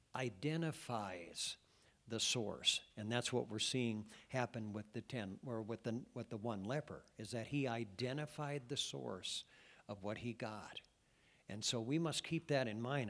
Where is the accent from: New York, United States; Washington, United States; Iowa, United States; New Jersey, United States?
Iowa, United States; Cascade; my hometown, um, of Cascade when I was a kid